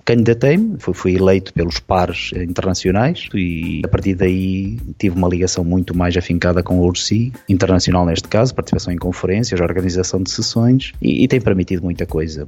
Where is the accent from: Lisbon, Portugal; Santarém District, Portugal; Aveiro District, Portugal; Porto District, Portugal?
Aveiro District, Portugal; Ovar; nasci, nasci e criado verdadeiramente, ou seja, nasci no Hospital de Ovar e depois criado até aos meus 18 anos de idade